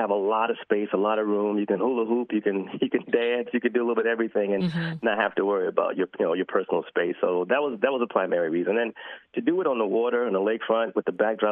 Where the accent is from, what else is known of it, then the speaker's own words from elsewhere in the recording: Chicago, Illinois, United States; I'm a kid from Chicago, grew up in the 80s